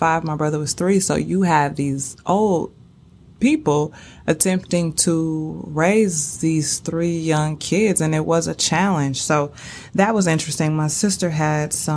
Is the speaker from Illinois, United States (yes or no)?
no; St. Louis, Missouri, United States; born and raised in St. Louis